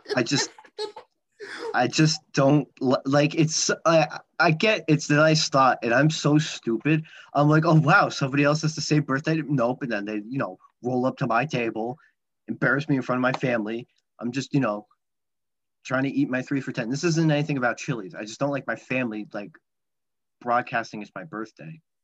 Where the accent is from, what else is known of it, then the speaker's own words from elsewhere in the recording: New Jersey, United States; we're from the same state